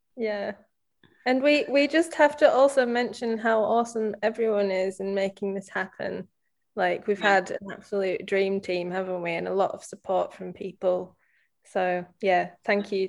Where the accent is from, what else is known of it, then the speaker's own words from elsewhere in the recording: the North, the north of England, United Kingdom; growing up in the North as, as girls, as females